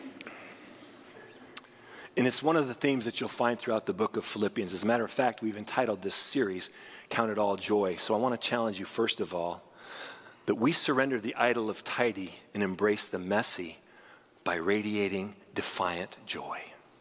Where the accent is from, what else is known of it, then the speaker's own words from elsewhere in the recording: United States; We are Christians first who happen to also be Americans.